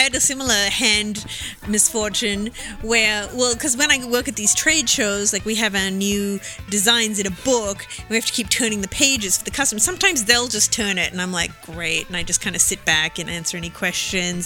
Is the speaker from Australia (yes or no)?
yes; Melbourne, Victoria, Australia; moved away; my hometown